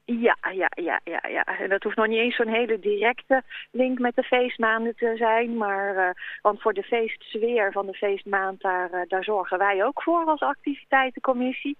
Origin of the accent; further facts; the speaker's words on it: Vreeswijk, Utrecht, Netherlands; moved away as an adult; also born or lived in Nijmegen; now in Sint Hubert, Netherlands; kom ik uit, uit Nieuwe uit Vreeswijk eigenlijk, een oh. dorpje onder Utrecht